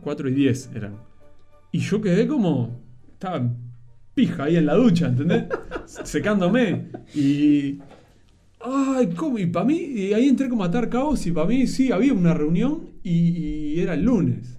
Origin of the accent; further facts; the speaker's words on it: Uruguay; yo soy uruguayo